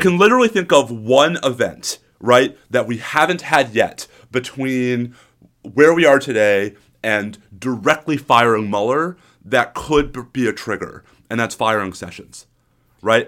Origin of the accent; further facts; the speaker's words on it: New York, United States; now in Austin, United States; I have a New Yorker stoicism.